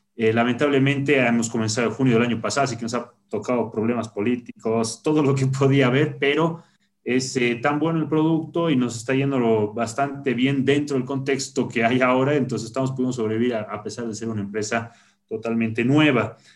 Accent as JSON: {"language": "Spanish", "region": "La Paz", "country": "Bolivia", "tie": "born or raised there", "said": "nací en La Paz"}